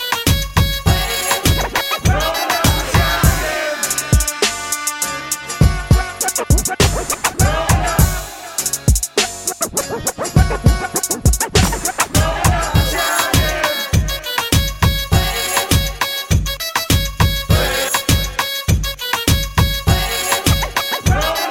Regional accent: New Jersey, United States; Jersey, born and raised in Jersey

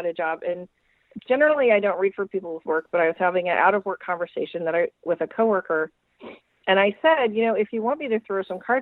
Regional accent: Jefferson City, Missouri, United States; my hometown in Jefferson City, Missouri

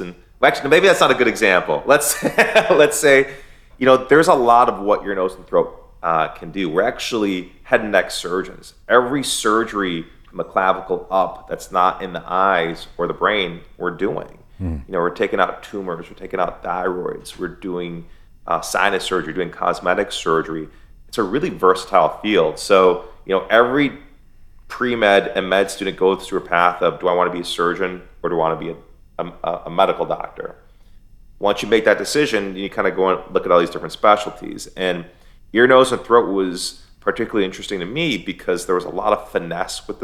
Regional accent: Michigan, United States; now in Florida, United States; I grew up in America

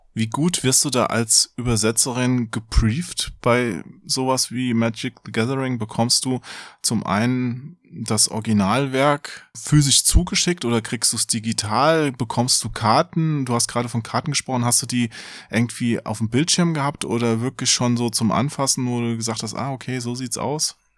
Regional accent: Hesse, Germany; ich bin ja Hesse, da verschlucke ich die Endung wahrscheinlich zu sehr.

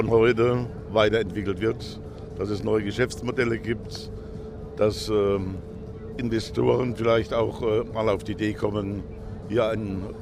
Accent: Hockenheim, Baden-Württemberg, Germany; born there; Ich bin gebürtiger Hockenheimer und werde mich um den Hockenheimring so oder so kümmern, entweder aus der Zeitung oder vor Ort. Also ich bleibe Hockenheimer.

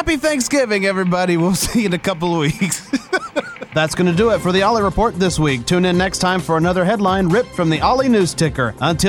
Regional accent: the South, United States; You know, growing up in the South, you see some kind of crazy things on holidays.

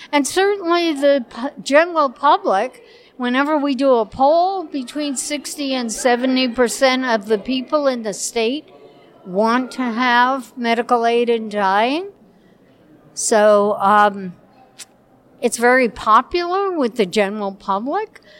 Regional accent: New York, United States; from Saratoga uh, County

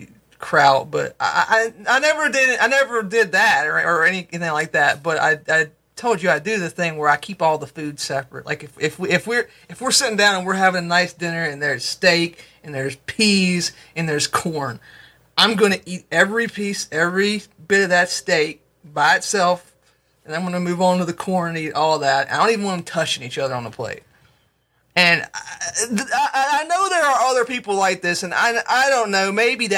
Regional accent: United States; I'm an American

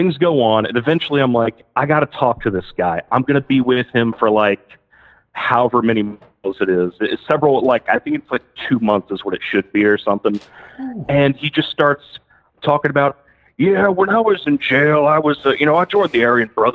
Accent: Alabama, United States; moved away as an adult; also born or lived in Tennessee; now in Austin, United States; I'm from Alabama originally. I moved out to Tennessee to get a job

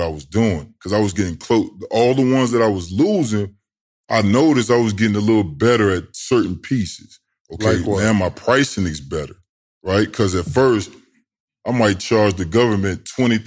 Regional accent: Tidewater, Virginia, United States; I'm from Tidewater

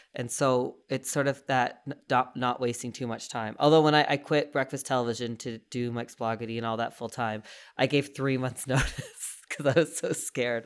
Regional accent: East Coast, Canada; now in Calgary, Canada; I'm from the East Coast

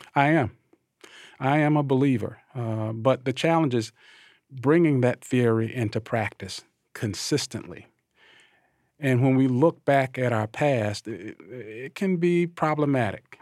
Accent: Thomasville, Georgia, United States; I'm an African-American male, born and raised in Thomasville, Georgia, the Deep South

